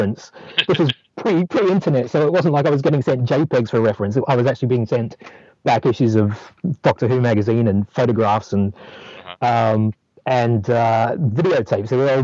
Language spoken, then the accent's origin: English; New Zealand; moved away as an adult; now in London, United Kingdom; I grew up in New Zealand